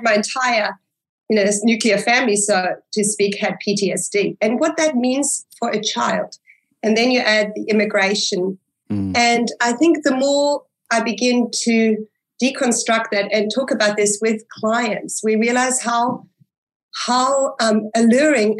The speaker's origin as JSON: {"language": "English", "country": "South Africa", "tie": "born or raised there", "also_born_or_lived": "Germany", "second_language": "English", "said": "I was born in Germany in a non-religious home, so to speak. You know, there was an idea about God, but it was held very far away. We then migrated to South Africa. So I was an immigrant, a little girl, an immigrant who could not speak English"}